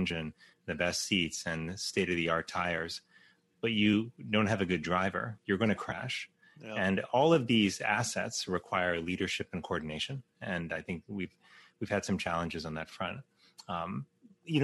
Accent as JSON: {"language": "English", "town": "Miami", "region": "Florida", "country": "United States", "tie": "born or raised there", "said": "I grew up in 1992 in Miami during Hurricane Andrew"}